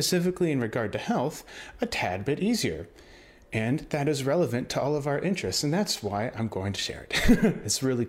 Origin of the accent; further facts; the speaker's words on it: United States; I'm uncultured American